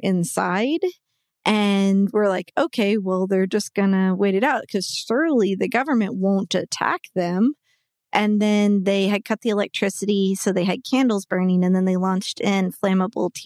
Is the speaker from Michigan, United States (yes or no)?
no; Waco, Texas, United States; also born or lived in Austin, Texas; now in Dallas, United States; I then grew up outside of Waco